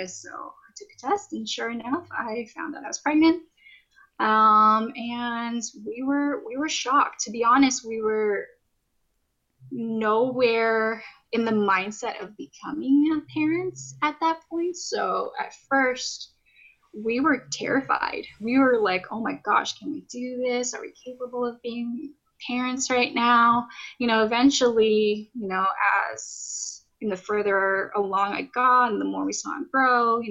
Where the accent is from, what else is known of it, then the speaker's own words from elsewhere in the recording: California, United States; I'm from California, worked from California, but pretty soon we'll be moving here literally this Saturday to up to the Pacific Northwest